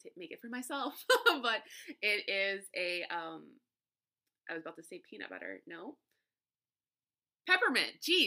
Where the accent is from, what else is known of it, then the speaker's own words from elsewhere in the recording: South Louisiana, United States; I grew up in South Louisiana, Creole backgrounds